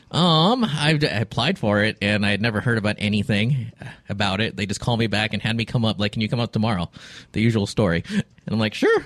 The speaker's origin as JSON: {"language": "English", "town": "Alameda", "region": "California", "country": "United States", "moved": "yes", "said": "I am from Alameda"}